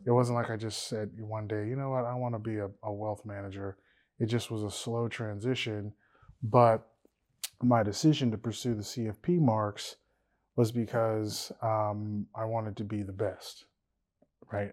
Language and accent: English; Louisiana, United States; we're all from Louisiana.